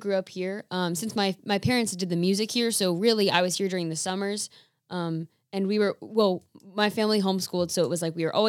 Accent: Camp Nathanael, Kentucky, United States; now in Daniels, United States; I'm from here originally, from Camp Nathaniel. I've been here my whole life.

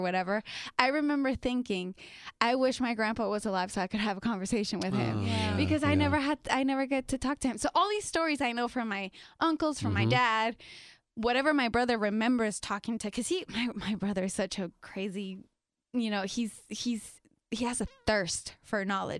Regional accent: Tijuana, Baja California, Mexico; first language Spanish; English is a second language; moved away; also born or lived in San Diego, United States; I grew up in TJ.

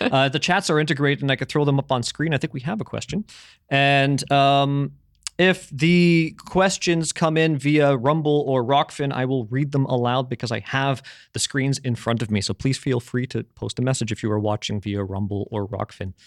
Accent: Canada; moved away; when I was growing up in Canada

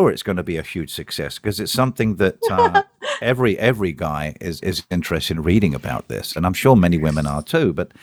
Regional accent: United Kingdom; moved away as an adult; now in United States; I'm British

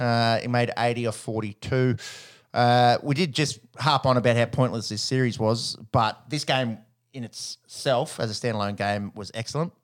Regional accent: Australia; as an Australian

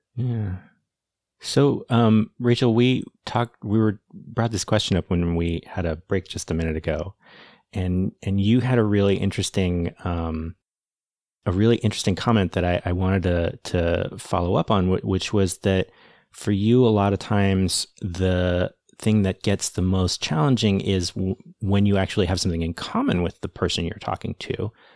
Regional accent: United States; I'm American

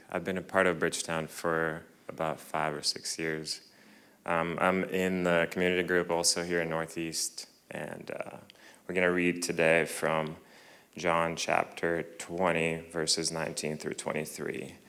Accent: Ukraine; I'm Ukrainian. I grew up in Ukraine.

